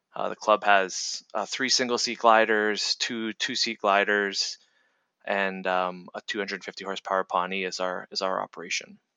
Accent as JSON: {"language": "English", "region": "Ontario", "country": "Canada", "tie": "born or raised there", "said": "I grew up in Ontario, Canada"}